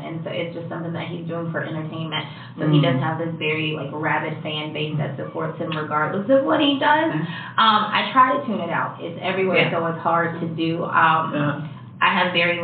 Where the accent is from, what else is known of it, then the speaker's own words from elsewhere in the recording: Durham, North Carolina, United States; I am from Durham, North Carolina